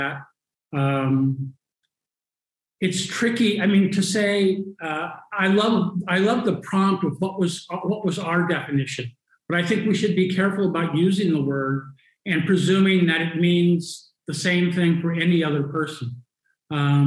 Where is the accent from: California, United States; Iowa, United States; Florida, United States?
California, United States; Los Angeles; moved away as an adult; now in Lisbon, Portugal; I'm originally from Los Angeles, California